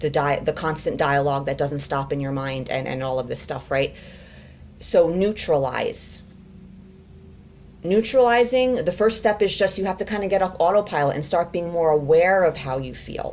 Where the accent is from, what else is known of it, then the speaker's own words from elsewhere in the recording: United States; I was born in America